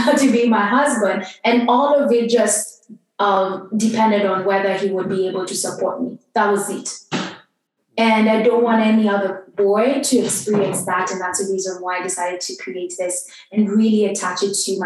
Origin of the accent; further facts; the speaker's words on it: Kenya; I grew up in Kenya, and Kenyan is a very patriarchal society